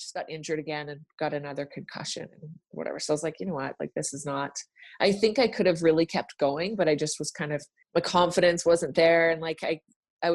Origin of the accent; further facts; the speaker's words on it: Vernon, British Columbia, Canada; moved away as an adult; also born or lived in Boston / Edmonton; So I grew up in Vernon, like going to Silver Star, just my whole childhood